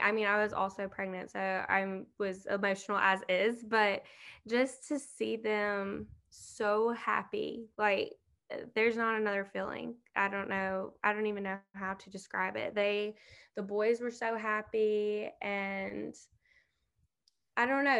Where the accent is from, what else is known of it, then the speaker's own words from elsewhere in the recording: Southaven, Mississippi, United States; also born or lived in Hernando, Mississippi; I'm from South Haven, but I mean, it's like the same thing basically. We went to the same high school